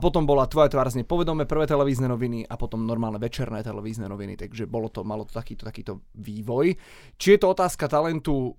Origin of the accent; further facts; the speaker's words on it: Šaľa, Nitra Region, Slovakia; v Šali, odkiaľ pochádzam